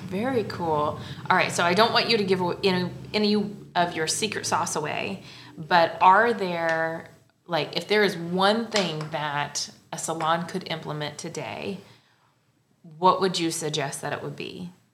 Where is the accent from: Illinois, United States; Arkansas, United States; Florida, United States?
Illinois, United States; Central; I'm originally from Central Illinois